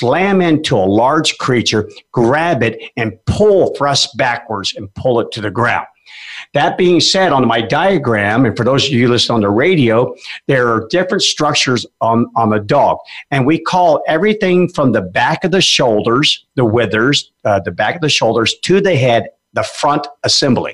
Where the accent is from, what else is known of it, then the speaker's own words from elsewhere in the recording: Alaska, United States; now in Memphis, United States; I grew up in Alaska. I was a junior musher